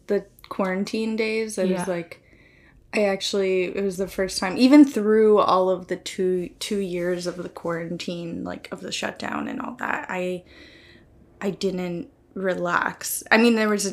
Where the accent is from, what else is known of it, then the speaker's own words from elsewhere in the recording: Clearwater, Florida, United States; also born or lived in New Port Richey, Florida; I was born specifically in Clearwater Beach, Florida